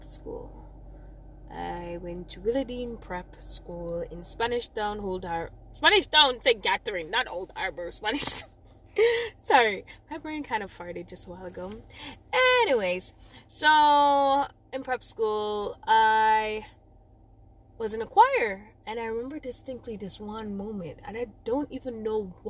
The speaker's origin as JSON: {"language": "English", "town": "Old Harbour", "region": "Saint Catherine", "country": "Jamaica", "also_born_or_lived": "May Pen, Clarendon", "accent": "Jamaican", "said": "I'm from Old Harbor"}